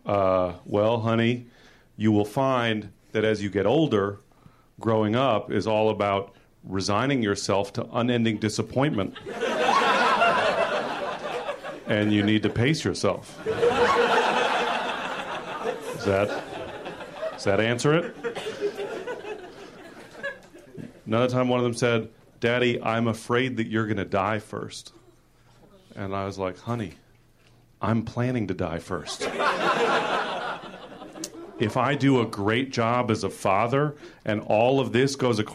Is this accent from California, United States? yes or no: yes; San Francisco, California, United States; I am from San Francisco